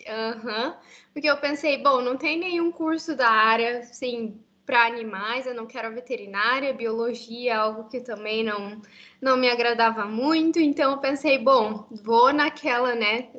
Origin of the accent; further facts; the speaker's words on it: Curitiba, Paraná, Brazil; moved away as an adult; now in Canada; eu sou de Curitiba, de Curitiba, Paraná, então no sul do Brasil. Eu nasci em Curitiba mesmo e vivi por toda a minha vida lá